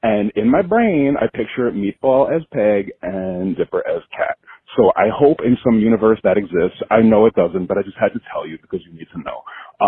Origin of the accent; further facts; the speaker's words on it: New York City, New York, United States; I am from Staten Island, but I'm calling you from P-Town